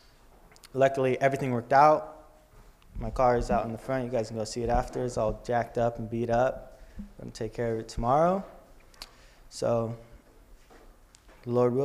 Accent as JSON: {"language": "English", "town": "Riverside", "region": "California", "country": "United States", "tie": "born or raised there", "also_born_or_lived": "San Bernardino, California", "said": "I'm originally from San Bernardino in the hood"}